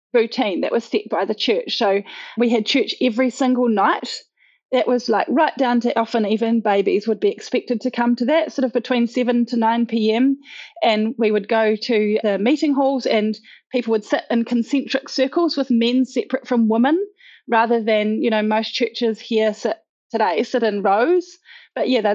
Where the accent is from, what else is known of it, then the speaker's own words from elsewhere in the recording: Auckland, New Zealand; I was born and raised in them in Auckland, New Zealand.